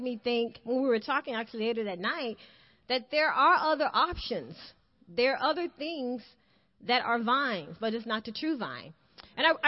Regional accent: the South, United States; I'm from the South, you know, like we love to eat

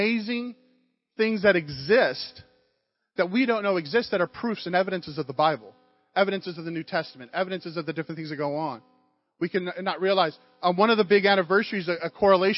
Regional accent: United States; growing up in America

